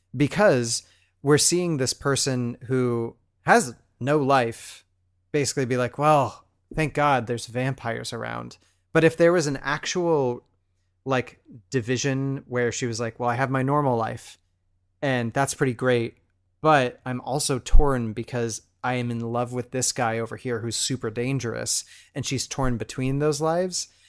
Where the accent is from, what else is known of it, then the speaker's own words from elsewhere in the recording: Pacific Northwest, United States; we're both from the Pacific Northwest